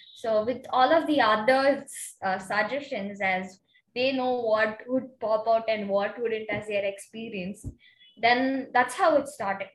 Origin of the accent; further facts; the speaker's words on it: Chennai, Tamil Nadu, India; I study in Chettinad Vidyashram, which is in Chennai, Tamil Nadu, India. So I come from India